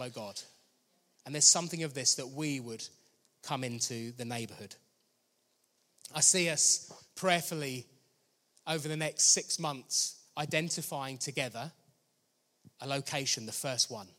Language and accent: English; Danehill, South East England, United Kingdom; I grew up in Danehill, I just didn't know any other believers my age